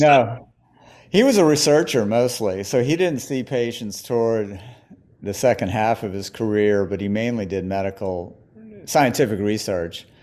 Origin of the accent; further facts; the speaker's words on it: New Orleans, Louisiana, United States; moved away; also born or lived in California; I'm from New Orleans and I moved back from California there. I was gone for 27 years or so